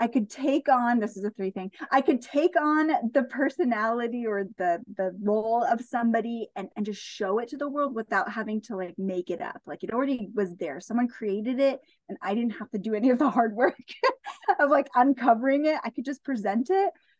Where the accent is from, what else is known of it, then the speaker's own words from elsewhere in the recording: Central Coast, California, United States; We currently live on the Central Coast. And I love being here where I am because, one, it's my hometown